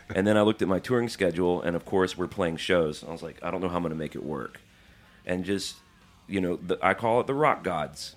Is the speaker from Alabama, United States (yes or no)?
yes; Birmingham, Alabama, United States; moved away; I grew up in Birmingham